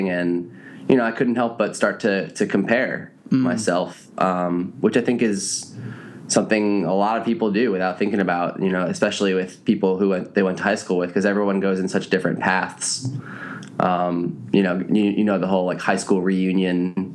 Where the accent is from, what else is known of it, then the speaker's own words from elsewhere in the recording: East Coast, United States; I grew up on the East Coast